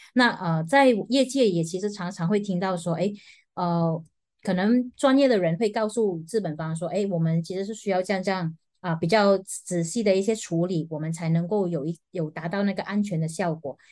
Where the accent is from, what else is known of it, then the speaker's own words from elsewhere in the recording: Malaysia; 我们马来西亚人